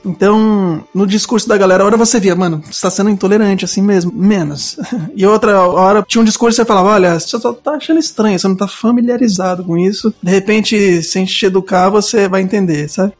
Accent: Cubatão, São Paulo, Brazil; now in Guarulhos, Brazil; Eu sou nascido em Cubatão, no interior

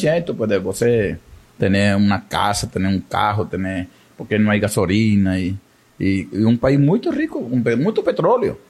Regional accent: Venezuela; moved away as an adult; now in Amazonas, Brazil; yo también soy migrante venezolano

